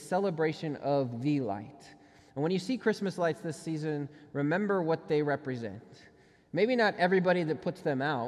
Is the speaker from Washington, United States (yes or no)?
no; Minnesota, United States; I grew up in Minnesota